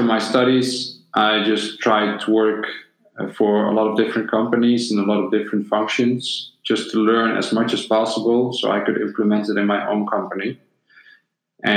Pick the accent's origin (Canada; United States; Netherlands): Netherlands; also born or lived in Bosnia and Herzegovina; When I was 6 years old, me and my family moved to the Netherlands. And before that, we lived in former Yugoslavia